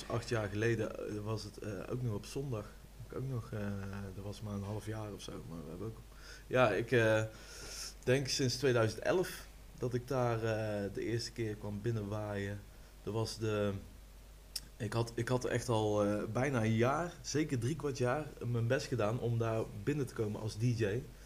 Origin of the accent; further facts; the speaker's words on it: Rosmalen, North Brabant, Netherlands; kom uit Rosmalen